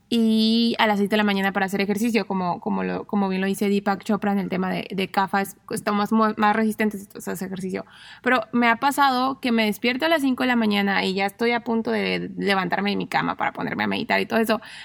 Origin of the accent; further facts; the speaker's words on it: Mexico; como mexicanos